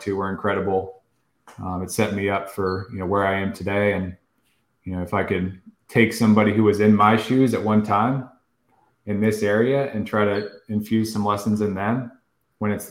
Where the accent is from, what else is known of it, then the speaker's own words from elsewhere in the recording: Virginia Beach, Virginia, United States; moved away as an adult; now in New York, United States; grew up on the Little Creek base, moved off the base, went to Independence Middle, Shelton Park Elementary over there, Princess Anne High School